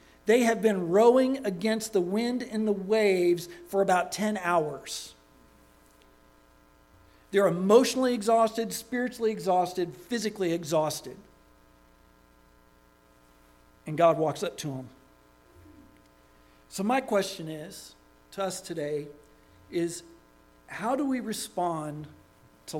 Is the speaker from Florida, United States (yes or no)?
yes; Daytona Beach, Florida, United States; I grew up in Daytona Beach, Florida